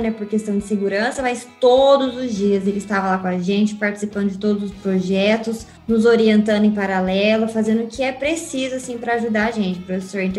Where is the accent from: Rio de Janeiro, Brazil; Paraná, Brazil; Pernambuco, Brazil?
Paraná, Brazil; Londrina; moved away as an adult; now in Botucatu, Brazil; Eu nasci em Londrina, onde eu estudei, morei a vida inteira, fiz graduação, formei na UEL em agronomia, saindo de lá vim para a Unesp de Botucatu e estou continuando até agora aqui no em Botucatu.